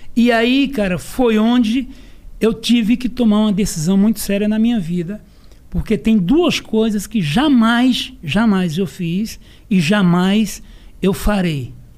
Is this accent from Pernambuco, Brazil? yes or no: yes; Serra Talhada, Pernambuco, Brazil; eu sou de Serra Talhada, Pernambuco. Terra do Lampião